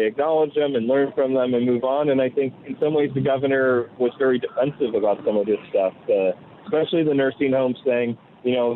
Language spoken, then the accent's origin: English; New York, United States; I'm a New Yorker.